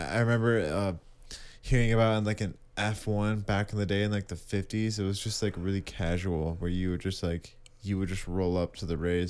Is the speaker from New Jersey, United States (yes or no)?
no; Comstock Park, Michigan, United States; Comstock Park. It's called Comstock Park.